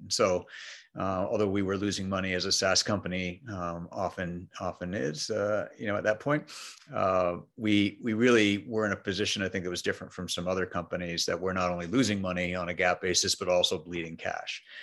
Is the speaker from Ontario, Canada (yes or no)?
no; Montreal, Quebec, Canada; first language English; moved away; So I grew up in Montreal, Canada